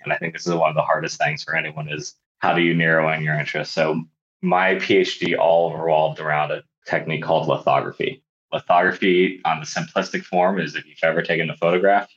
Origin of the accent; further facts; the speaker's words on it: Bay Area, California, United States; I grew up in the Bay Area